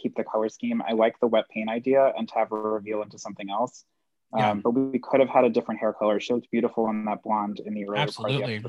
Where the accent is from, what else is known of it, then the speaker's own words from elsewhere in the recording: Long Island, New York, United States; my hometown on Long Island